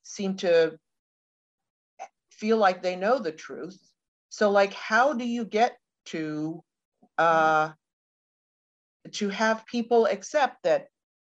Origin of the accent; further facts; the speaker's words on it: St. Petersburg, Florida, United States; I'm from St. Petersburg, Florida.